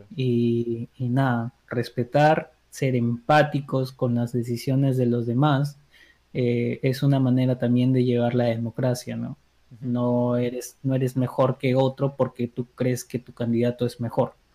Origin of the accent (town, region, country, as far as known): Peru